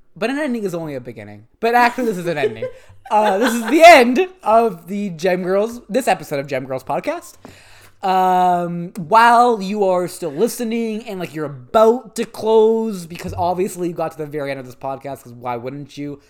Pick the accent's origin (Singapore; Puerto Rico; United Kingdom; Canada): Canada; we're Canadian and we respect both official languages